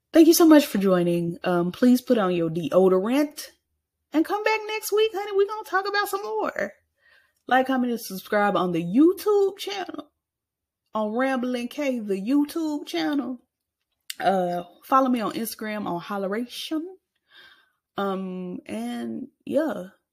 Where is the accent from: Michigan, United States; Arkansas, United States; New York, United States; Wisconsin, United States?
Arkansas, United States; I was born in the state, unfortunately, that Bill Clinton was born